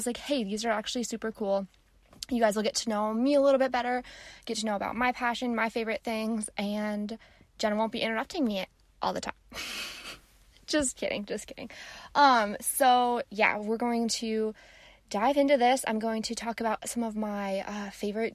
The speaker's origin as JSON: {"language": "English", "town": "Gettysburg", "region": "Pennsylvania", "country": "United States", "tie": "born or raised there", "moved": "yes", "said": "I'm currently in Gettysburg, my hometown"}